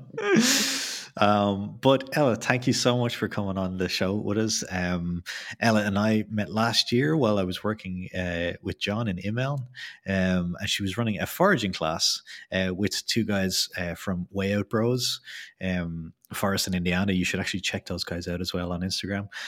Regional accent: Ireland; I'm from Ireland

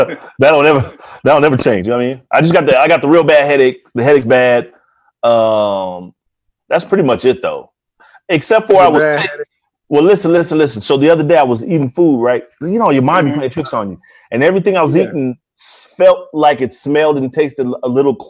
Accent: Bay Area, California, United States; I am from the Bay Area

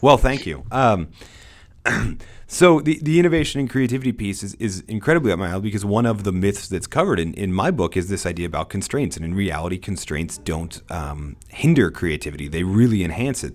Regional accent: United States; I'm an American

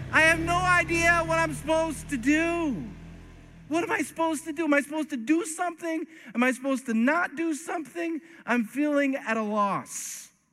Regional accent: East Coast, United States; I'm from the East Coast

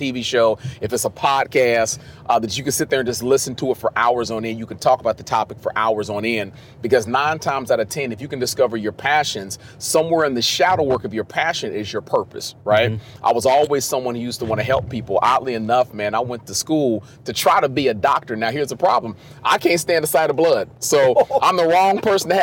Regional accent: Cincinnati, Ohio, United States; I'm from Cincinnati, Ohio

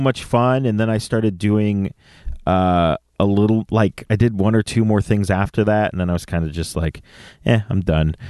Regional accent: San Jose, California, United States; moved away; also born or lived in Campbell, California; from the Bay Area, born and raised in San Jose

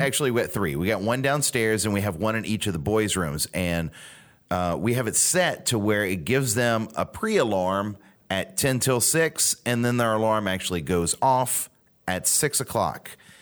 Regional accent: Louisiana, United States; Growing up in Louisiana

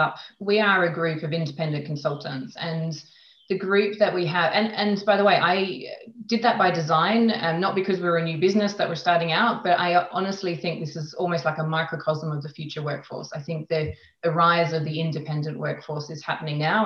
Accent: Australia; moved away as an adult; also born or lived in London; now in Switzerland; I am originally from Australia

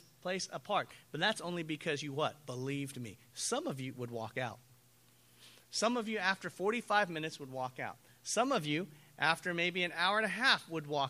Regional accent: United States; I'm an American.

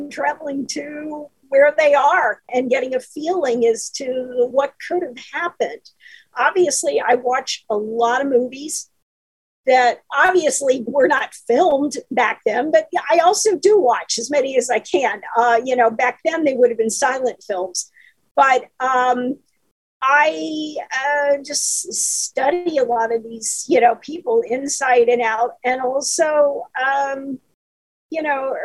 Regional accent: Midwest, United States; I grew up in the Midwest

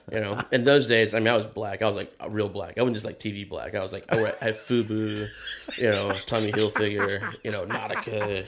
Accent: Athens, Georgia, United States; moved away; I grew up in Georgia, I grew up in Athens

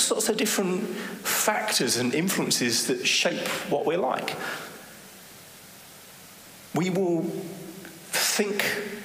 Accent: England, United Kingdom; moved away as an adult; now in Netherlands; I'm from England

